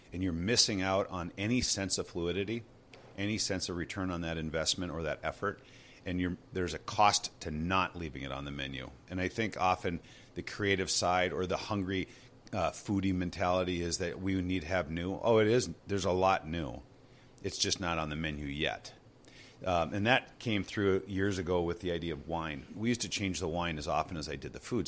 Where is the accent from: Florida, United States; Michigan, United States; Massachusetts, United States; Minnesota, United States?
Minnesota, United States; Two Harbors, Hermantown, Superior; I was born in Two Harbors, um, spent some time there. That's where my family and extended family are. And then from there we moved into uh, Hermantown, which is a Duluth area, and then, um, over to Superior, Wisconsin for a while and graduated from high school over there.